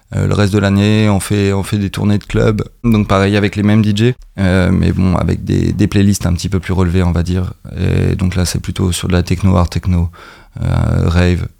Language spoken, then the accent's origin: French; Caen, Normandy, France; on est beaucoup de Caen